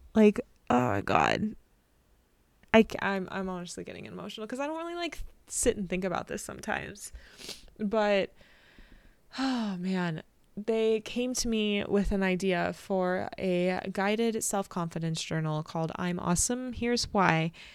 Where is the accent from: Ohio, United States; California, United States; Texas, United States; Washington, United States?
California, United States; I'm from California